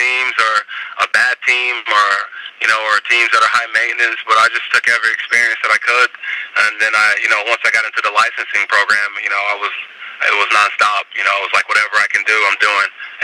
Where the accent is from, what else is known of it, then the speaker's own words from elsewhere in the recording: Tulsa, Oklahoma, United States; also born or lived in Nigeria; I decided to go back to my hometown of Tulsa